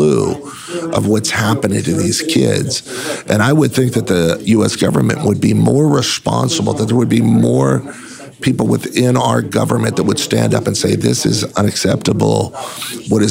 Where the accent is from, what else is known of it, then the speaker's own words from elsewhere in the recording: California, United States; I'm from California